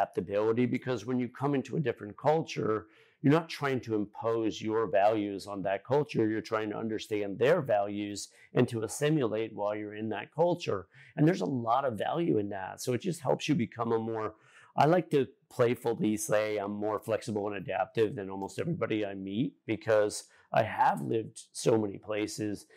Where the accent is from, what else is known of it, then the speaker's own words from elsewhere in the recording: Connecticut, United States; moved away as an adult; now in South Florida, United States; When I grew up in Connecticut, it never felt like home, even though I lived there